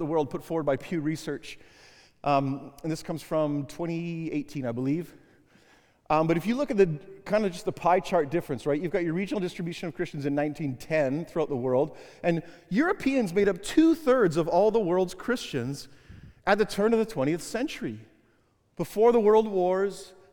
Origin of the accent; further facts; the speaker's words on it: Canada; I'm from Canada